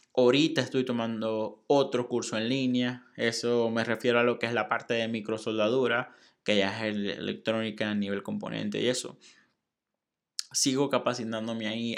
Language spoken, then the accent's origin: Spanish; Maracaibo, Zulia, Venezuela; moved away as an adult; also born or lived in Monterrey, Mexico; now in Saltillo, Mexico; soy de Venezuela, soy de Maracaibo, estoy en México, ahora estoy en un lugar que se llama Saltillo